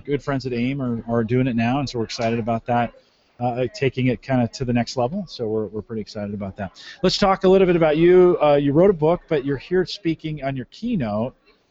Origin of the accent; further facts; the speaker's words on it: San Jose, California, United States; now in Nebraska, United States; Yeah, and I'm a San Jose kid. I grew up in San Jose.